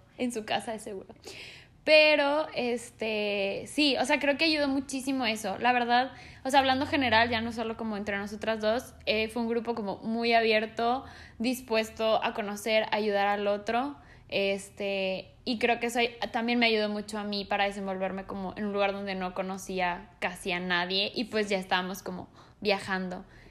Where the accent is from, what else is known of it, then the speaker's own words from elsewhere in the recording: Mexico; also born or lived in Colombia; nací en Colombia, pero prácticamente soy mexicana porque me vine aquí a vivir muy chica